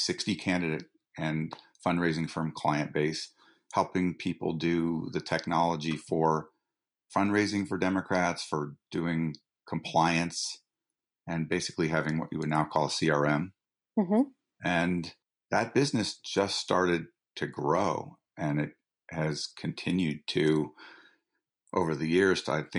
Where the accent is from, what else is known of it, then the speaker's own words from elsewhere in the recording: Boulder, Colorado, United States; also born or lived in Bradford, Vermont; So I grew up in Boulder, Colorado, where my parents were teachers, and spent the summers in Bradford, Vermont, where my family had half of a farm that we shared with my aunt and uncle, who were potters.